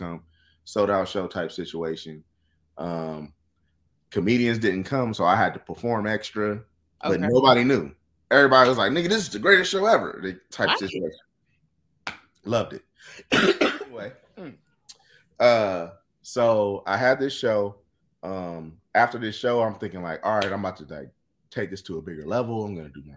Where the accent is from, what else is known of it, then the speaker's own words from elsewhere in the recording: Pasadena, California, United States; me and Craig are from the same place. We're both from Pasadena.